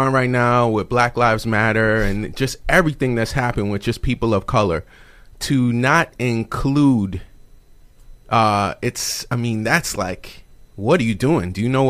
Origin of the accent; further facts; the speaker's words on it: East Coast, United States; growing up on the East Coast